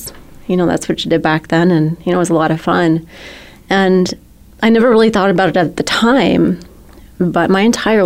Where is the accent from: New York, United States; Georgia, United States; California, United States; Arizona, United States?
Arizona, United States; moved away; I'm a girl from Arizona